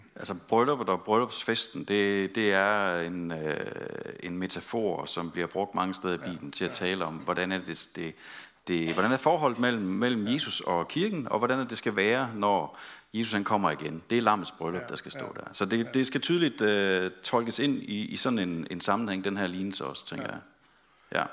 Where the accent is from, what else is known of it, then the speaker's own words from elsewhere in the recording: West Jutland, Central Denmark Region, Denmark; vi er fra Vestjylland